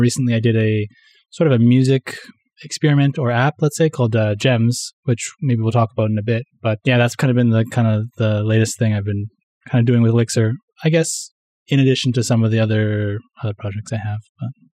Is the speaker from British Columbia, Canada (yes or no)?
yes; Vancouver, British Columbia, Canada; first language English; moved away as an adult; now in Tokyo, Japan; I'm Canadian. I'm from Vancouver, actually, from the west coast of Canada, but I moved to Japan kinda three years ago